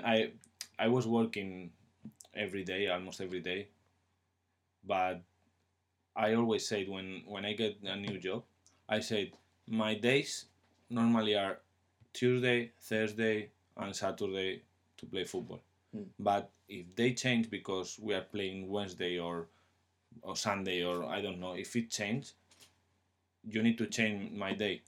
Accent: Spain; English is a second language; moved away as an adult; now in England

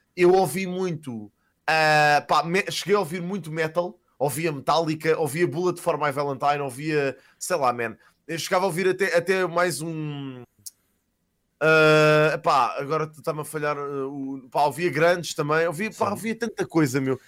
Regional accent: Casal de Cambra, Lisbon, Portugal; also born or lived in Queluz; eu cresci em Casal de Câmara, andei na escola primária em Queluz

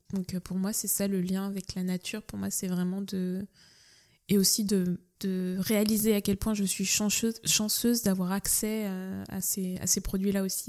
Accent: Nantes, Pays de la Loire, France; j'ai grandi donc à Nantes, je suis originaire de Nantes

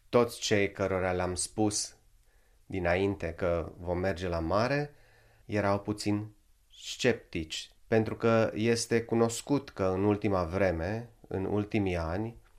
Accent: Satu Mare, Satu Mare County, Romania; now in Finland; în orașul meu natal, în satul mare

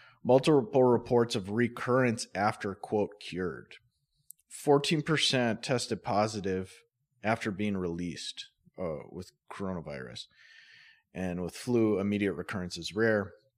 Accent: Grand Forks, North Dakota, United States; I'm not from fucking Minot. Oh, I'm from Grand Forks.

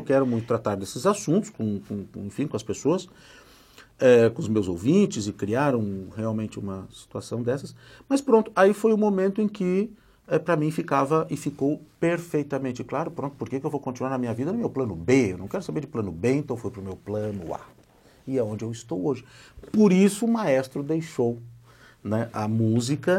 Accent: Gravataí, Rio Grande do Sul, Brazil; moved away; also born or lived in Porto Alegre; Eu nasci numa cidadezinha ao lado de Porto Alegre, que é a capital do estado do Rio Grande do Sul, que se chama Gravataí

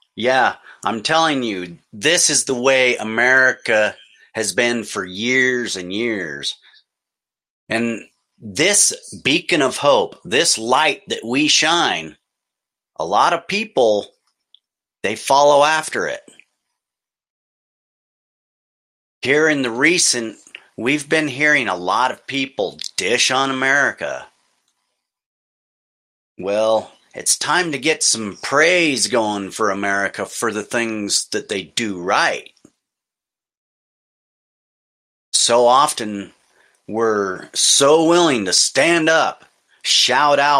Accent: United States; As an American

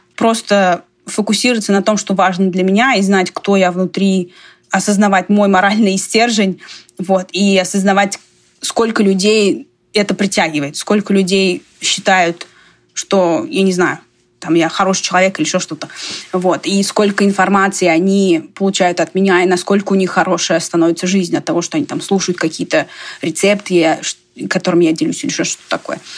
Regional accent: Russia; now in United States; больше вижу себя как мордовка, но я выросла в России

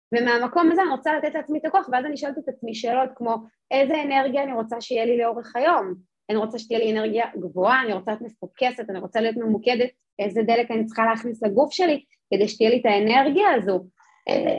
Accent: Jerusalem, Jerusalem District, Israel; אני גדלתי בירושלים

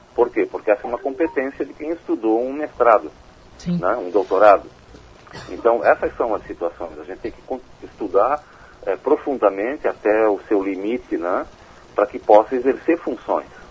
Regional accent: Joinville, Santa Catarina, Brazil; eu sou joinvilense, né, nascido aqui, moro aqui a vida toda

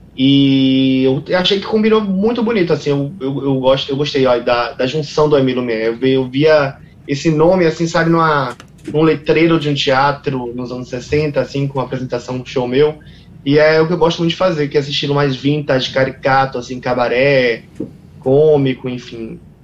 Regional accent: Salvador, Bahia, Brazil; tenho muito orgulho de ser quem eu sou e de vir de onde eu vim, né? Que é de Salvador.

